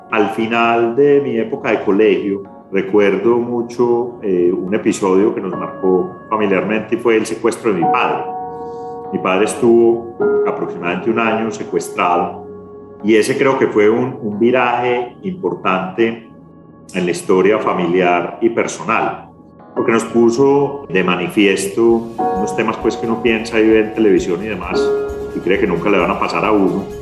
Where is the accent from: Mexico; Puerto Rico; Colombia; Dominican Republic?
Colombia; Medellín, Antioquia; born there; Yo soy el tercero de cuatro hijos de una familia antioqueña, nací en Medellín una familia muy, muy tradicional antioqueña.